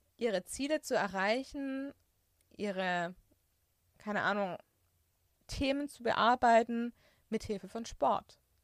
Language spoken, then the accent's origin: German; Swabia, Germany; moved away; also born or lived in Franconia; ich bin Schwabe